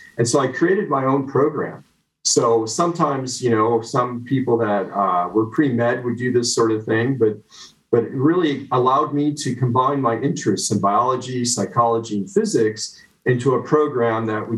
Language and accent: English; United States; moved away as an adult; also born or lived in New Jersey / Chicago, Illinois / Canada; My roots are actually in New Jersey and Chicago. So that's where I grew up and my family lives